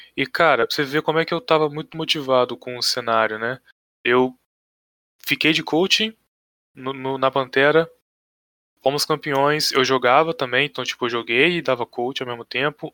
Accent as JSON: {"language": "Portuguese", "town": "Pinheiral", "region": "Rio de Janeiro", "country": "Brazil", "said": "Sou de cidade pequena, né? Sou aqui de Pinheiral, cidadezinha minúscula"}